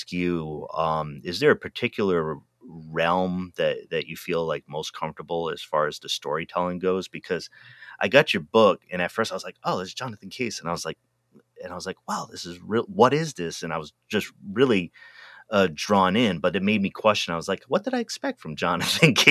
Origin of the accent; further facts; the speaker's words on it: East Coast, United States; moved away; also born or lived in Pacific Northwest; I'm originally from the East Coast